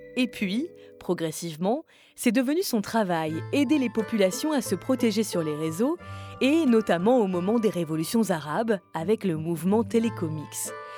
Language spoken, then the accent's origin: French; France; chez nous, en France